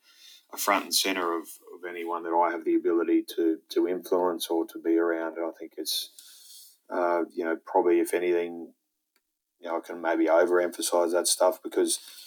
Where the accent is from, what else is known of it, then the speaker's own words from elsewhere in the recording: Brisbane, Queensland, Australia; also born or lived in Saudi Arabia / Galway, Ireland / Mount Morgan, Queensland / Rockhampton, Queensland; here in Brisbane, in my hometown